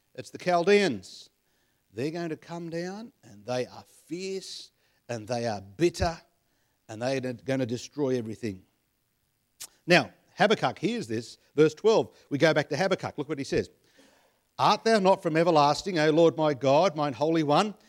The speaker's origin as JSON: {"language": "English", "town": "Penrith", "region": "New South Wales", "country": "Australia", "tie": "born or raised there", "said": "I was born in Penrith, so, uh, I'm a Westie at heart."}